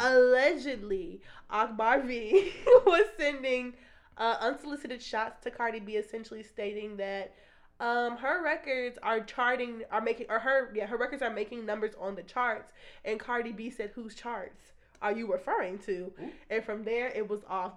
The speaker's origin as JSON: {"language": "English", "country": "United States", "said": "we are American"}